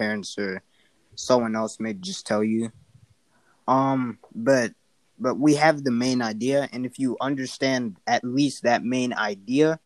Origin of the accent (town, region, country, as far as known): North Carolina, United States; born or raised there; also born or lived in Africa